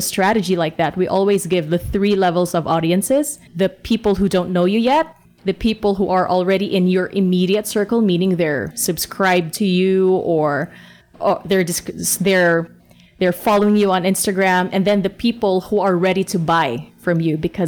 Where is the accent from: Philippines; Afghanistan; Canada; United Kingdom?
Philippines; we're from the Philippines